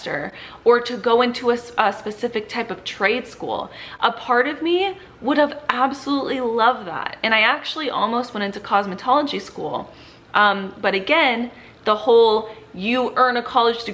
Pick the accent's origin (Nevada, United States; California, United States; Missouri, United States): California, United States; Southern; I grew up in Southern California.